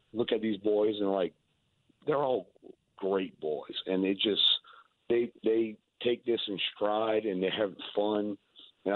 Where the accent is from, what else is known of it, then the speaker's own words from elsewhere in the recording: South Louisiana, United States; We're from South Louisiana